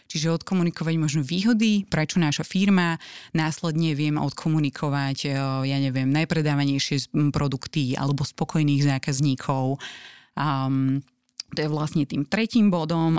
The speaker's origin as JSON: {"language": "Slovak", "country": "Slovakia", "said": "Že sme ako Slováci príliš skromní."}